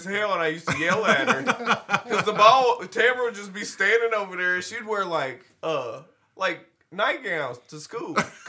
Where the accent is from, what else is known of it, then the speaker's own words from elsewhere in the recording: Glasgow, Kentucky, United States; growing up in Glasgow, I think Glasgow as an overreaching theme was a little bit more insulated, especially compared to the surrounding areas